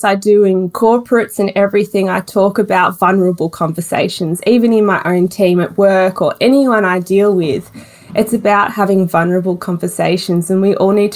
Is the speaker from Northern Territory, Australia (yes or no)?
no; Melbourne, Victoria, Australia; Melbourne born and bred.